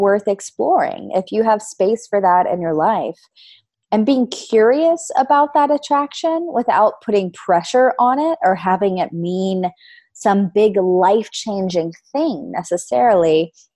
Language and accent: English; the South, United States; I grew up in the South, so in Louisiana, Texas area